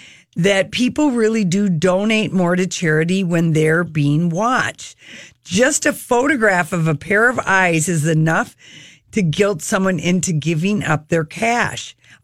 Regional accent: Minnesota, United States; accent: Minnesota; he liked my Minnesota accent.

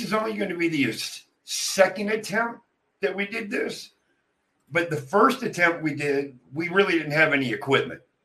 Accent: Pennsylvania, United States; I was born and raised in Pennsylvania.

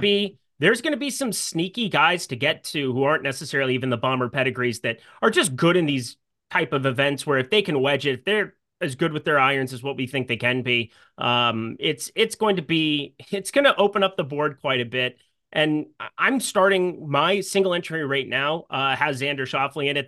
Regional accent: Sioux Falls, South Dakota, United States; We had the same golf coach growing up in Sioux Falls, South Dakota

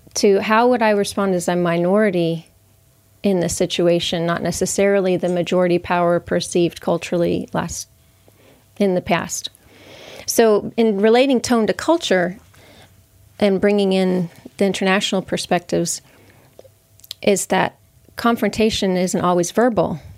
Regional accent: United States; I can only speak as an American

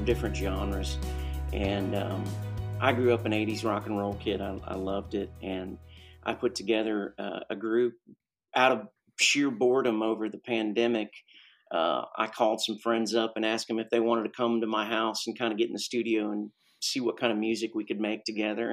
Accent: Ohio, United States; I grew up in Ohio in the Midwest

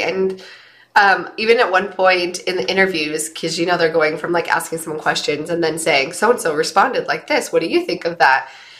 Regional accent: St. George, Utah, United States; I was raised in St. George

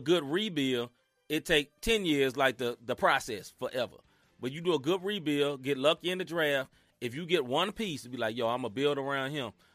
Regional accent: Mid-South, United States; accent: Southern; I'm from the South, literally from the South. Now, I ain't from the di-, deep, deep South, but I'm from the Mid South

